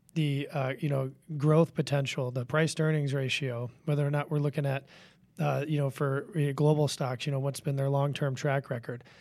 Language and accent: English; Washington, District of Columbia, United States; I grew up in Washington, D C. I grew up around politics